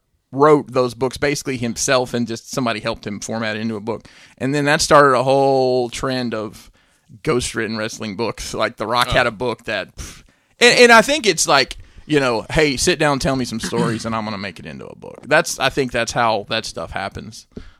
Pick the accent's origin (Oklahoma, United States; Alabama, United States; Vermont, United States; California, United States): Alabama, United States; because back in Alabama